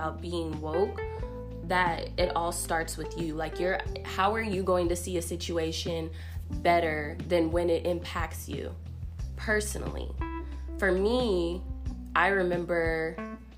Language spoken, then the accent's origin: English; Portland, Oregon, United States; now in Nashville, United States; I'm not from Nashville. I'm from Portland.